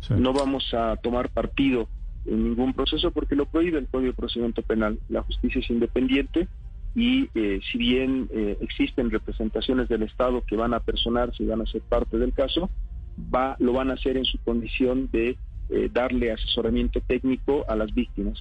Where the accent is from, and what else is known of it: Bolivia